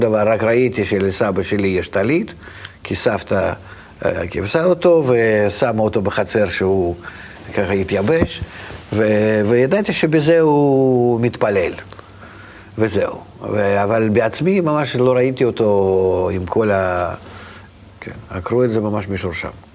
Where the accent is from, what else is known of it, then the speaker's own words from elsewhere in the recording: Vitebsk, Vitebsk Region, Belarus; moved away; אני נולדתי ברוסיה, ברוסיה לבנה אפילו, בעיר מאוד קטנה, שפעם הייתה עיר רק של יהודים. איזה עיר? העיר הקטנה, ויטפסק